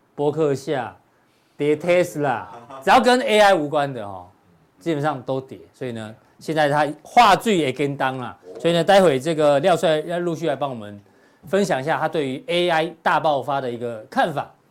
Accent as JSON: {"language": "Chinese", "area": "Pingzhen", "region": "Taoyuan", "country": "Taiwan", "tie": "born or raised there", "said": "我们老家在平镇"}